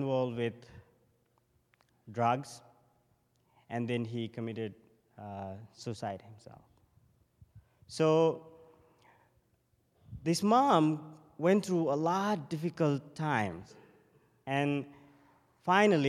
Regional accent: Sri Lanka; moved away; I'm from Sri Lanka, and I have been a monk for almost 17 years now. So I became a monk when I was 11

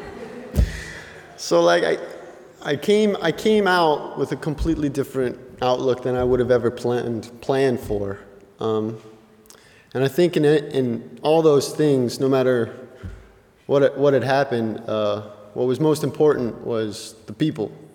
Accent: Gallup, New Mexico, United States; moved away as an adult; now in Goshen, United States; I grew up in New Mexico

